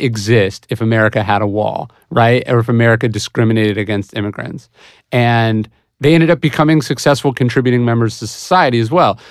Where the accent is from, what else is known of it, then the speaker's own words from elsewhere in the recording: Placer County, California, United States; I grew up in Placer County, which is one of the most conservative districts in California